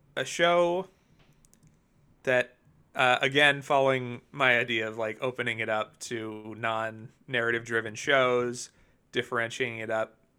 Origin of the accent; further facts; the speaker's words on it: New Jersey, United States; I'm from New Jersey